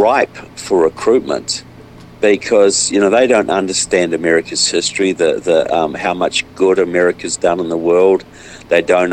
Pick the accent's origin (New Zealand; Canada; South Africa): New Zealand; now in United States; I'm from New Zealand, but I live in the United States now.